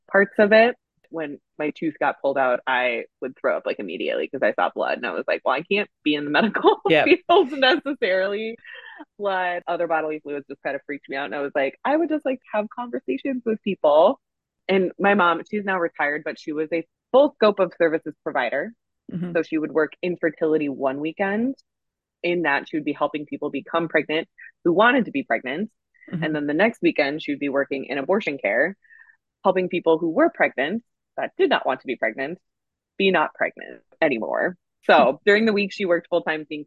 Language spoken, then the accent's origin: English; Minneapolis–Saint Paul, Minnesota, United States; I was born and raised here in the Twin Cities area.